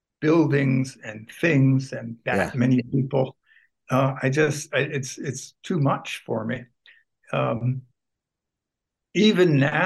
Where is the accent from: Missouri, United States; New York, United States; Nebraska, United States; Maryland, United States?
New York, United States; Hudson Valley, upstate; moved away as an adult; now in Charlottesville, United States; I grew up in the Hudson Valley, rural Hudson Valley, upstate New York. Countryside.